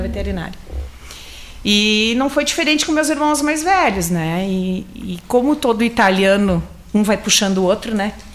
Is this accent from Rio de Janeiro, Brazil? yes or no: no; Serra Gaúcha, Rio Grande do Sul, Brazil; moved away; eu sou da Serra, moro aqui há 23 anos